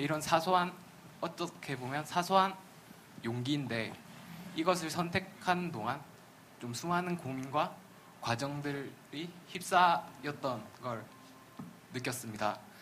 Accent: Yangsan, South Gyeongsang, South Korea; moved away as an adult; now in Suwon, South Korea; 경남 양산에서 온

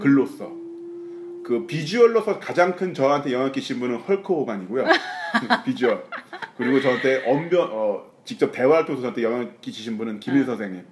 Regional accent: Pyeongtaek, Gyeonggi Province, South Korea; 평택 송탄 지나갈 때 저희 본가 옆에 지나가요

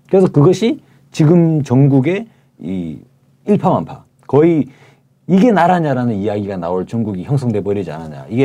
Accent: Daegu, South Korea; moved away; 제가 어릴 때 살던 데요.

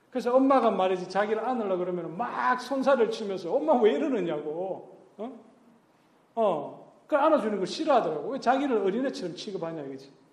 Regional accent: Gyeongsang, South Korea; 나 또 경상도 사람인데

